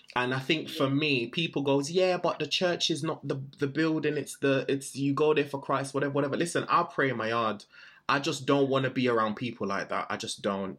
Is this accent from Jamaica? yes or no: yes; Jamaica; I was born in Jamaica.